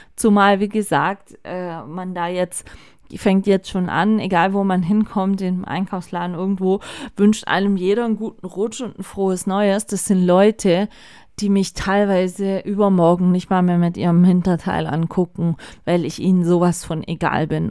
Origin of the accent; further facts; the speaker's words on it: Germany; bei uns in Deutschland